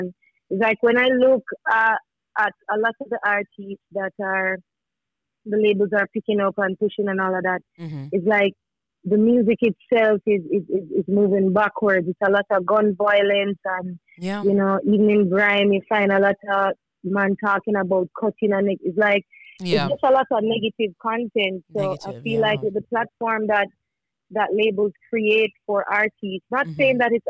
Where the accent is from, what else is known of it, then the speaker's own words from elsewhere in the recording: Manchester, Jamaica; I'm from Manchester.